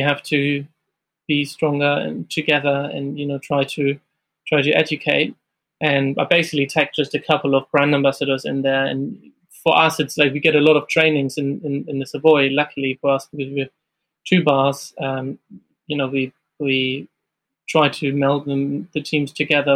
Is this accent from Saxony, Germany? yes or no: no; Hamburg, Germany; moved away as an adult; now in London, United Kingdom; I'm originally from Germany, from Hamburg, and I've started there my career